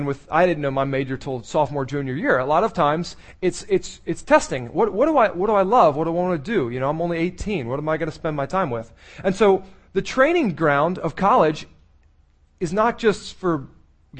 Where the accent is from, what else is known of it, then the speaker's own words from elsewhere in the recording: Maryland, United States; I was born in Maryland